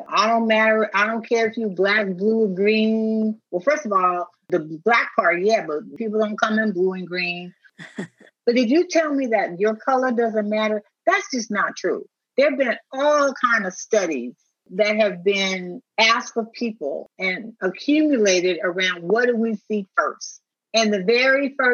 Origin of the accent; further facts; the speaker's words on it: United States; I'm a black woman. That's how I'm treated in this country